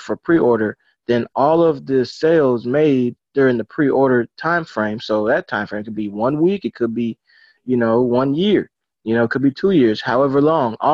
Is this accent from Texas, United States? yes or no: yes; Arlington, Texas, United States; I'm born, raised Arlington, Texas. You know, lived in a few different places, but of course, I'm back here